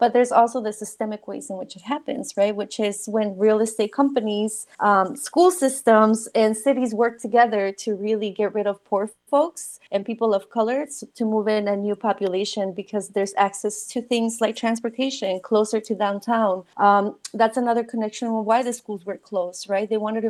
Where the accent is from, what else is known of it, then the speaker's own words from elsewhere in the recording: Mexico; English is a second language; moved away; So, you know, when I came from Mexico, I didn't speak English, right? And so being from a new country and somewhere where you already don't want to be